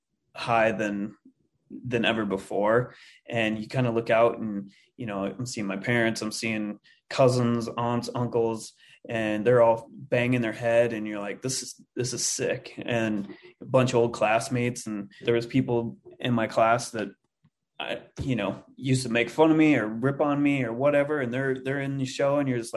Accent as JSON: {"language": "English", "town": "Livingston", "region": "Montana", "country": "United States", "tie": "born or raised there", "also_born_or_lived": "Minneapolis, Minnesota", "moved": "yes", "said": "I'm originally from Montana."}